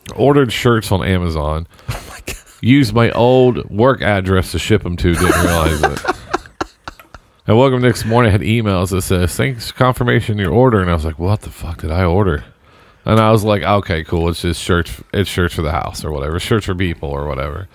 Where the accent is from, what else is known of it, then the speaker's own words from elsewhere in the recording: Southern Indiana, United States; we're just kids from Southern Indiana